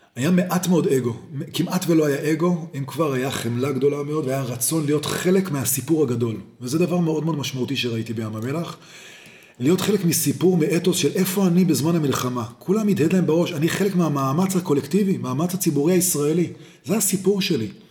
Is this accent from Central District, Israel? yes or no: no; Jerusalem, Jerusalem District, Israel; also born or lived in Boston; אני ירושלמי מלידה